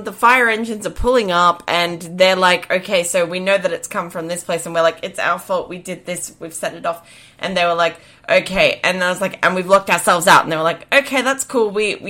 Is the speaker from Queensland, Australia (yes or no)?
yes; Queensland, Australia; born or raised there